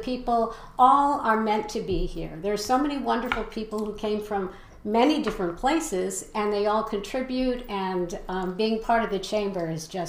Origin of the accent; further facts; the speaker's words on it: New England, United States; moved away; although I'm from New England originally